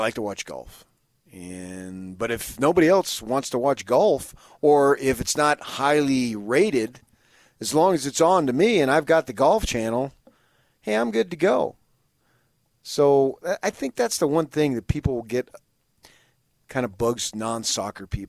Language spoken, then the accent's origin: English; Salt Lake City, Utah, United States; I'm from Salt Lake City, Utah